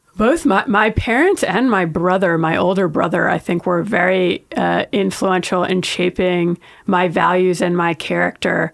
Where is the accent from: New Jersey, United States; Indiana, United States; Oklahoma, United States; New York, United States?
New York, United States; I grew up in New York